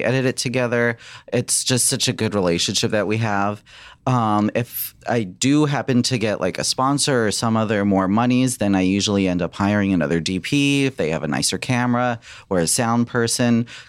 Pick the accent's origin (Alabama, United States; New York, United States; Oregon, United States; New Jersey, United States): New York, United States; now in California, United States; Long Island.